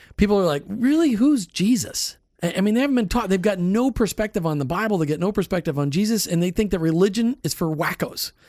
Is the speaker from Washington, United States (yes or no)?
no; Minnesota, United States; I grew up in Minnesota